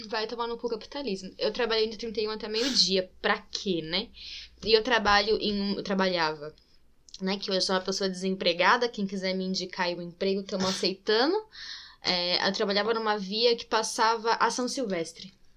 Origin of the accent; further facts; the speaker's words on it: interior of São Paulo, Brazil; accent: interior (caipira R); also born or lived in Itatiba / Limeira; minha família é de Itatiba. E é por isso que eu falo. Eu morei em Limeira um tempo também, então é por isso que eu falo interior tá? Eu puxo o R um pouquinho às vezes, é, é por causa da minha vivência interior.